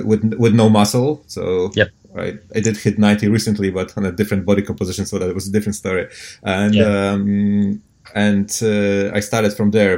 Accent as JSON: {"language": "English", "country": "Poland", "moved": "yes", "lives_now": "Auckland, New Zealand", "said": "I'm from Poland."}